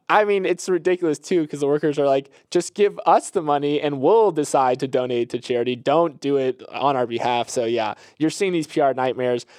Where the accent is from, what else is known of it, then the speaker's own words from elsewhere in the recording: Florida, United States; I'm from Florida